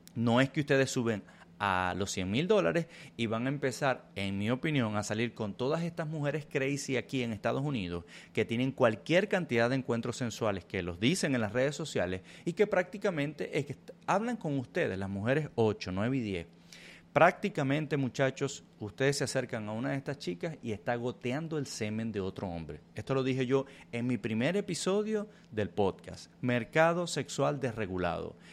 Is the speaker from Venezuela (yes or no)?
yes; Venezuela; Yo soy venezolano, yo soy hispano